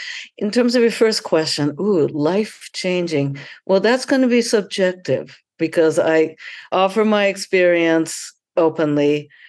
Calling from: Atlanta, Georgia, United States; And I am signing in from Atlanta, where the amazing Sex Down South is happening.

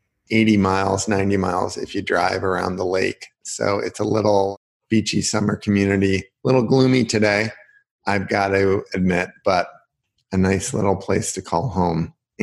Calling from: Michigan City, Indiana, United States; I am calling in from Michigan City, Indiana, which is a little beach town. People don't believe it, but there is a beach here. We are across Lake Michigan from Chicago, about 30 miles by boat, or 80 miles, 90 miles if you drive around

